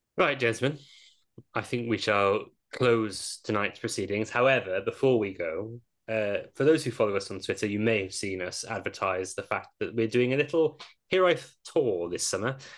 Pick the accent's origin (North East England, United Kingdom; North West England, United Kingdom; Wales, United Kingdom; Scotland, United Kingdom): Wales, United Kingdom; Welsh; as a Welsh Arsenal fan